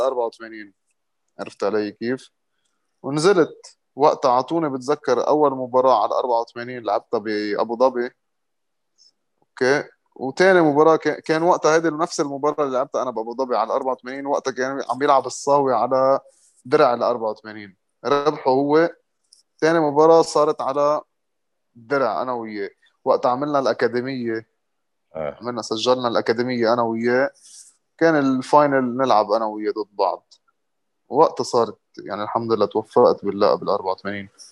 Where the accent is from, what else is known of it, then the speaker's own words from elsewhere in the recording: Lebanon; also born or lived in Morocco; كنت انا اول لبناني